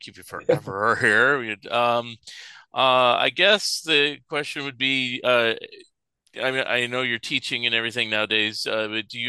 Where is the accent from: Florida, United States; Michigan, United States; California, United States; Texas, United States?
California, United States; San Francisco Bay Area; I grew up in the San Francisco Bay Area